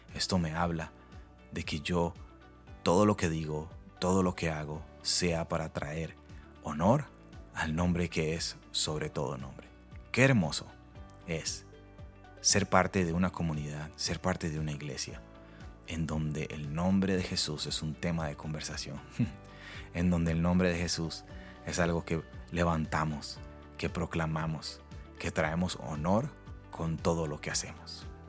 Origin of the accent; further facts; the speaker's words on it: Costa Rica; como costarricenses o latinos